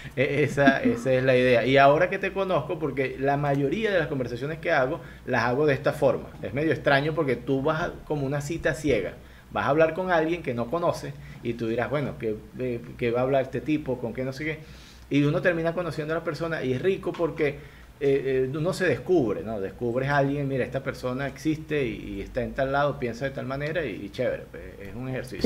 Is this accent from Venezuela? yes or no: yes; Venezuela; moved away as an adult; now in Guayaquil, Ecuador; yo estoy en Guayaquil, yo vivo en Ecuador, Al igual que tú, soy inmigrante venezolano